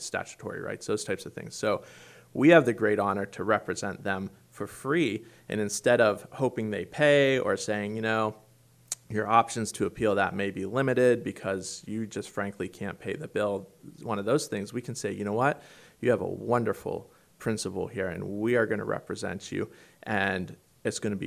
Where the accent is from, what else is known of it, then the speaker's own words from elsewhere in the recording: Pittsburgh, Pennsylvania, United States; also born or lived in Washington, D.C.; I'm a native of the Great Commonwealth here, although the western part, and I grew up around Pittsburgh, Pennsylvania